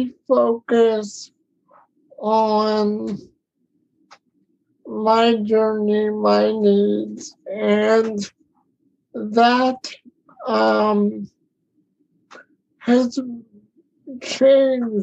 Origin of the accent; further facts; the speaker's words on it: Florida, United States; now in North Carolina, United States; I was born and raised in Florida